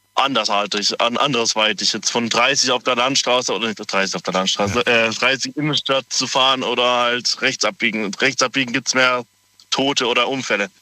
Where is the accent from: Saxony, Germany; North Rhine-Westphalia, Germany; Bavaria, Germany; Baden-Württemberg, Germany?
Baden-Württemberg, Germany; Freiburg; Ich komme ja aus Freiburg